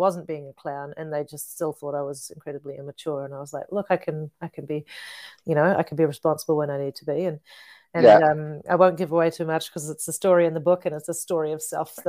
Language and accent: English; Whakatane, Bay of Plenty, New Zealand; also born or lived in Tokoroa, New Zealand / Rotorua, New Zealand; I was born in Whakatane, a lot of my growing up there, and also in Tokoroa and Rotorua.